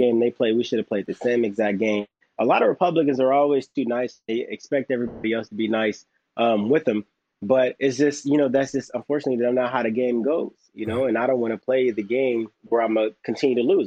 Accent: Los Angeles, California, United States; I'm from South Central Los Angeles. I grew up with gangs

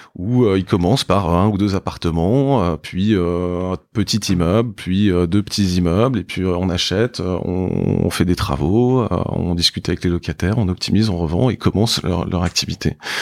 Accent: Paris, Île-de-France, France; j'ai grandi euh, donc à Paris

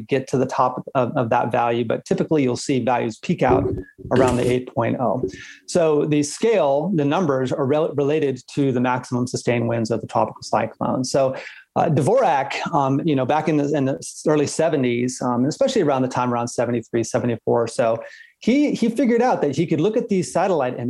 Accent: South Florida, United States; moved away; also born or lived in Oregon; growing up in South Florida, of course, we have thunderstorms every day

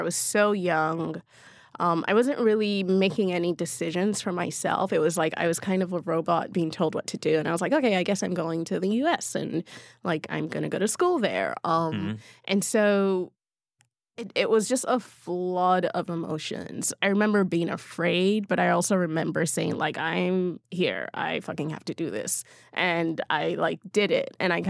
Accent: Berlin, Germany; born there; I mean, I was born in Berlin, so I had seen yeah. snow before, but I didn't really remember it.

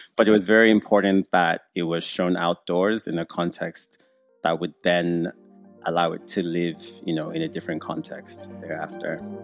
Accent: Nigeria; now in Canada; being a Nigerian who grew up in, in Nigeria

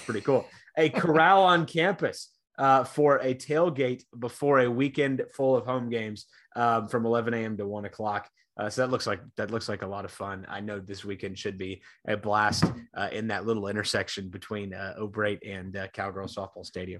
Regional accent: Kansas, United States; I'm also from Kansas

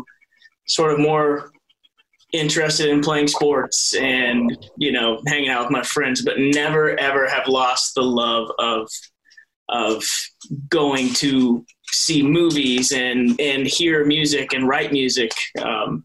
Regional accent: Hamburg, Iowa, United States; also born or lived in Mason City, Iowa; my parents moved to a small town in the southwest corner of the state of Iowa called Hamburg. That's kind of where I spent my early childhood

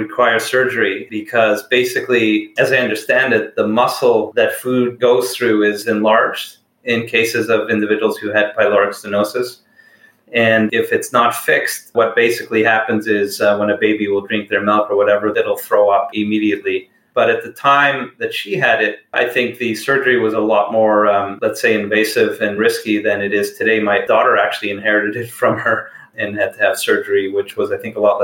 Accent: Montreal, Quebec, Canada; I grew up in Montreal in a city called Ville-Saint-Laurent.

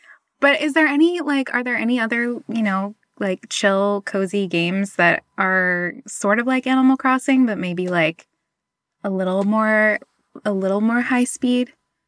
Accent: near Area 51, Nevada, United States; I grew up near Area 51.

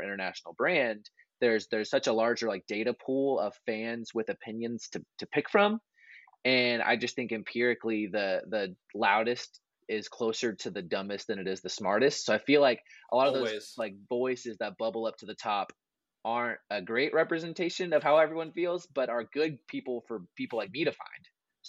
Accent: Waco, Texas, United States; So I grew up in Waco, did the whole Baylor thing.

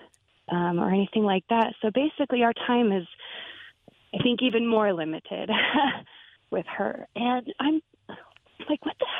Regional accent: United States; We're from Tahoe

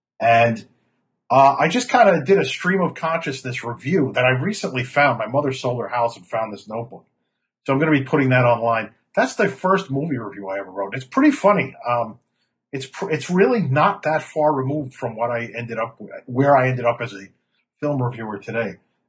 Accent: New York City, New York, United States; moved away as an adult; now in Chicago, United States; I've lived here since 2003. I grew up in Brooklyn, New York, in Flatbush, and spent the summers on the Jersey Shore at my grandmother's house in a scenic little bayside town called Heensburg. And I moved here in 2003

